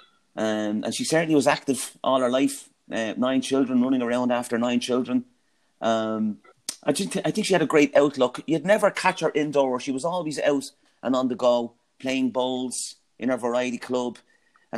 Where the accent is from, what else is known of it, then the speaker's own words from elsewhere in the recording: Dublin, Leinster, Ireland; growing up in Ringsend, and yeah, a great place to grow up